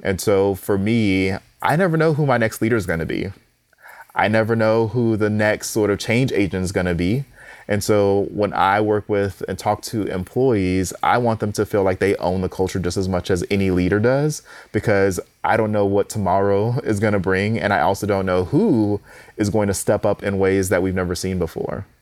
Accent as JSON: {"language": "English", "town": "Houston", "region": "Texas", "country": "United States", "said": "I'm from Houston"}